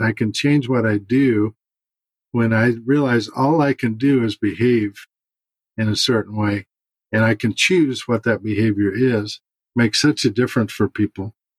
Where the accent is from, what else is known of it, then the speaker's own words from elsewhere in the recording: St. Louis, Missouri, United States; moved away; St. Louis in about two weeks, which is my hometown